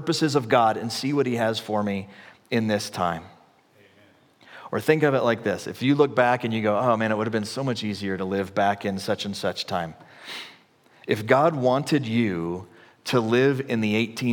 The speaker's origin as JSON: {"language": "English", "area": "the Bible Belt", "region": "the South", "country": "United States", "tie": "born or raised there", "said": "I grew up in the Bible Belt in the, like, 80s"}